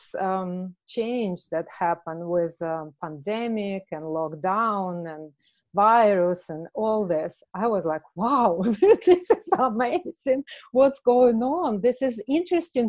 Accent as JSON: {"language": "English", "country": "Russia", "second_language": "English", "moved": "yes", "said": "I'm from Russia, so when I was a child"}